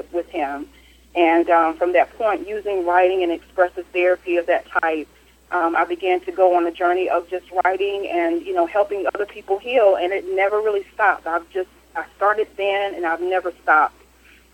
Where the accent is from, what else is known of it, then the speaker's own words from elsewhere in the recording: Kinston, North Carolina, United States; now in Fayetteville, Georgia, United States; my hometown, which was Kinston, North Carolina